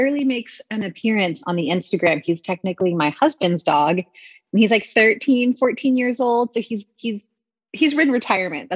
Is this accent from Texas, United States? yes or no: yes; Texas, United States; moved away as an adult; I was born and raised in Texas